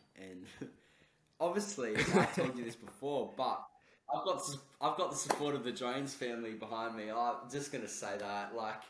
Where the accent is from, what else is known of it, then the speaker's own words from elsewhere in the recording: Melbourne, Victoria, Australia; obviously I'm from Australia, I'm from Melbourne, he's from Brisbane.